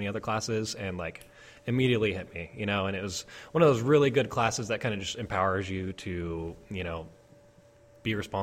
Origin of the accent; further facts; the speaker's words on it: Edmonds, Washington, United States; also born or lived in Spokane, Washington / Thailand; I'm from Edmonds area. I grew up, in the Seattle metropolitan area